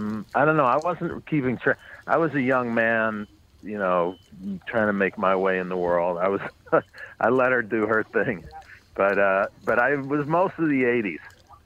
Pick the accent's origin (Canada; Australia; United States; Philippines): United States; New York City, New York; I grew up on the Upper West Side, but north of 96th Street, west 106th Street, which was, we lived in a beautiful building, but it was a neighborhood that had been in decline.